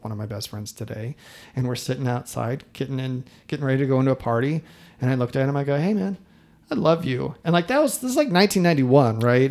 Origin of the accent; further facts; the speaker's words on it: Midwest, United States; I'm from the Midwest